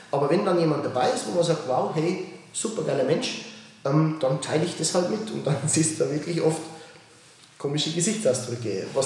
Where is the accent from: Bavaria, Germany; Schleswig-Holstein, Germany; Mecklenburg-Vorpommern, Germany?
Bavaria, Germany; ich bin ja aus Bayern, wie willst du das sagen?